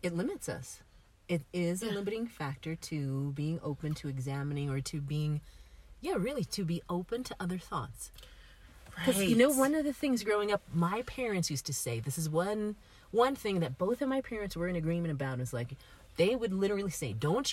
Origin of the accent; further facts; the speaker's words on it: New York, United States; I grew up in New York